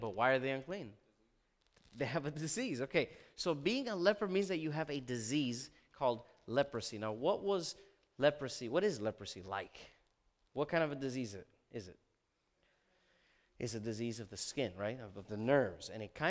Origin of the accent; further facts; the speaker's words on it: Miami, Florida, United States; I'm from Miami. The reason you know you're in Miami is when you see several Cuban men wearing these really cool shirts called guayaberas.